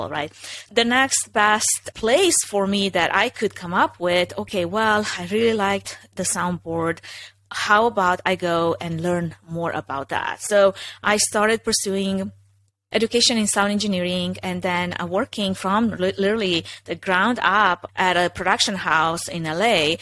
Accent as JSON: {"language": "English", "country": "Romania", "second_language": "English", "moved": "as an adult", "lives_now": "United States", "said": "originally I'm from Romania, if anybody's wondering, if that's not, you know, super evident that I have an accent"}